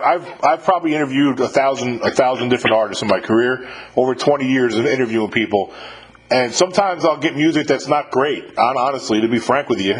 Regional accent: Westchester County, New York, United States; I'm not from New York City, but I'm from Westchester County originally.

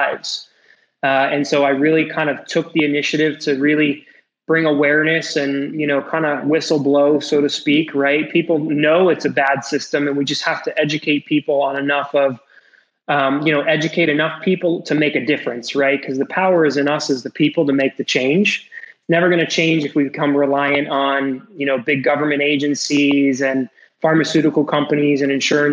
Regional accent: New York City, New York, United States; moved away as an adult; also born or lived in Connecticut; now in South Florida, United States; I'm born and raised in New York City

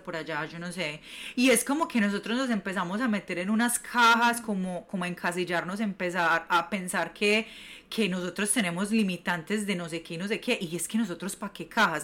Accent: Medellín, Antioquia, Colombia; moved away as an adult; now in New York, United States; yo soy de Medellín, Colombia, llevo viviendo siete años en Nueva York

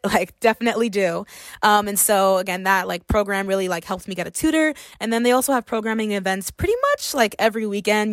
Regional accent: Miami, Florida, United States; moved away as an adult; Miami, Florida is my hometown

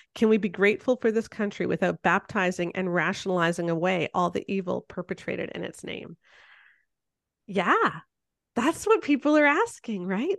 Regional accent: Canada

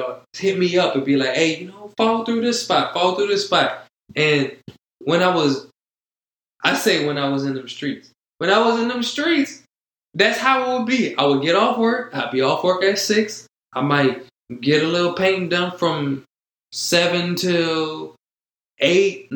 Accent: New Orleans, Louisiana, United States; now in Baton Rouge, United States; born and raised in New Orleans.

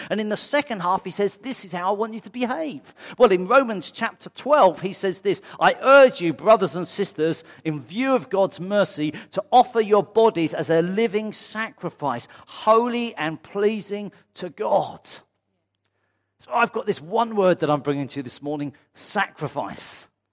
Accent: United Kingdom; I'm white British

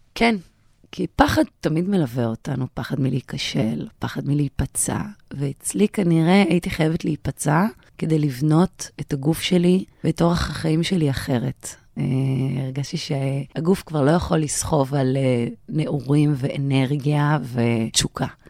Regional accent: Sha'ar HaNegev, Southern District, Israel; המקום הזה שאני מנהלת אותו היום, שם גדלתי

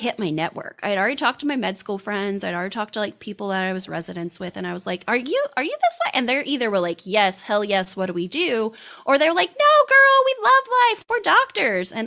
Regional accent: Indiana, United States; I'm from Indiana, went to a small college, went out to med school, came back to Indiana

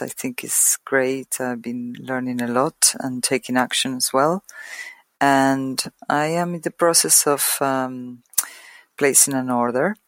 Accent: Argentina; now in London, United Kingdom; I am from Argentina, but I am living in London

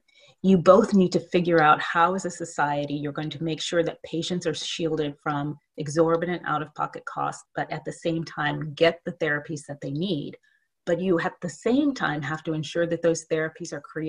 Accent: Oakland, California, United States; I grew up in Oakland, California

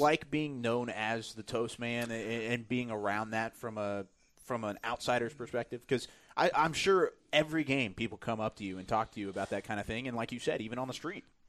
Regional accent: Waco, Texas, United States; also born or lived in Dallas-Fort Worth, Texas; I was born and raised in Waco, Texas

